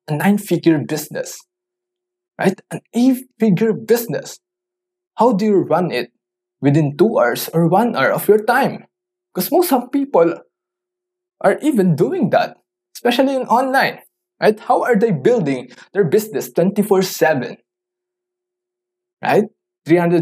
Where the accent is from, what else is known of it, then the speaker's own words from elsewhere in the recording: Philippines; English is a second language; I'm a Filipino. I don't usually talk in English.